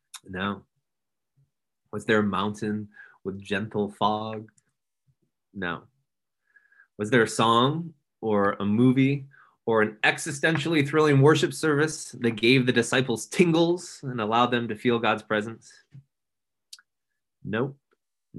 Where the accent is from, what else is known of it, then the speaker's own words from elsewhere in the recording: Grand Rapids, Michigan, United States; this ministry where I grew up in Grand Rapids, Michigan